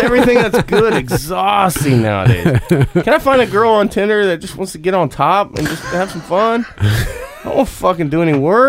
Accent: Greenwood, Indiana, United States; Greenwood, my hometown?

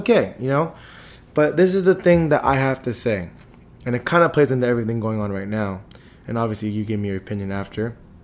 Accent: Antioch, California, United States; I grew up in apartments on Sycamore

